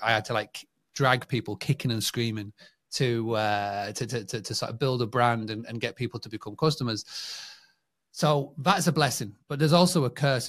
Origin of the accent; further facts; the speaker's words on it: England, United Kingdom; born and bred in England